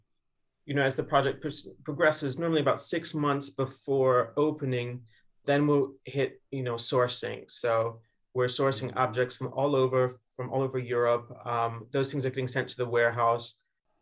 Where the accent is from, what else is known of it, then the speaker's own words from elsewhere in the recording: Chicago, Illinois, United States; moved away; I'm from Chicago originally, so walking along the lakeshore in Chicago